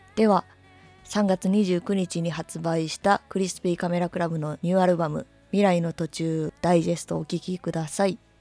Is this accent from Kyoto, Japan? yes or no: yes; Kyoto, Japan; moved away; 今年はちょっとだけ京都に帰ったので